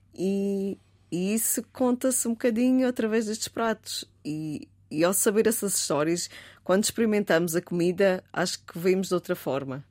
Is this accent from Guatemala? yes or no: no; Madeira, Portugal; a nossa tradição madeirense, como portuguesa